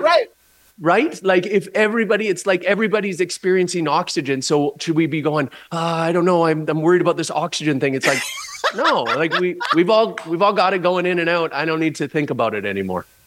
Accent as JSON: {"language": "English", "area": "just outside of Vancouver", "region": "British Columbia", "country": "Canada", "tie": "born or raised there", "said": "I grew up just outside of Vancouver, British Columbia"}